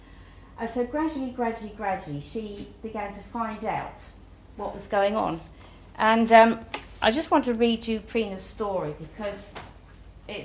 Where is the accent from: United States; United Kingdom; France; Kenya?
United Kingdom; we're British